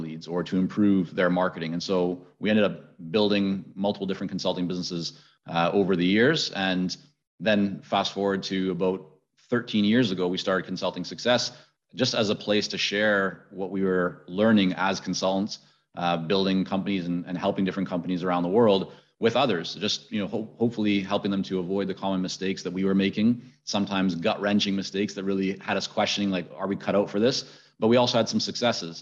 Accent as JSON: {"language": "English", "town": "Vancouver", "region": "British Columbia", "country": "Canada", "tie": "born or raised there", "also_born_or_lived": "Middle East", "said": "I had spent time growing up in the Middle East. I was growing up then later in Vancouver high school years"}